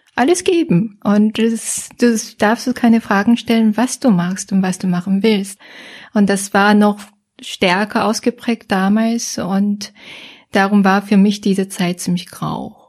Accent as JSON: {"language": "German", "region": "Seoul", "country": "South Korea", "tie": "born or raised there", "second_language": "German", "moved": "as an adult", "lives_now": "Germany", "said": "Ich komme aus Seoul, äh, Südkorea ist ja Hauptstadt von Südkorea. Ja, und bin dort aufgewachsen auch"}